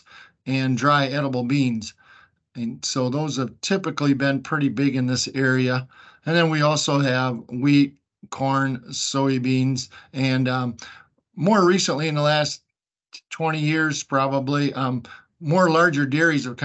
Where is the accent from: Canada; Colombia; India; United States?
United States; the Thumb, Michigan; I grew up here in Thumb, Michigan, on a kind of dairy farm and crop farm